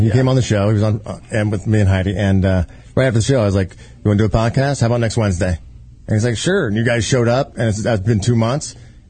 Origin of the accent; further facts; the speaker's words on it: small town in Indiana, United States; moved away; also born or lived in Denver; I'm from a small town of Indiana. I went to Indiana University and pledged SIGAPs, and I was there for probably a year, and then I flunked out of college and went to my college in my hometown, Indiana State University